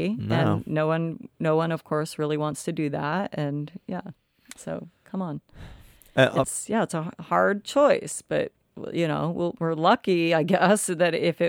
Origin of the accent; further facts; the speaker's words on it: Tennessee, United States; born there; Tennessee makes me mad because I was born in Tennessee and I have a lot of family there.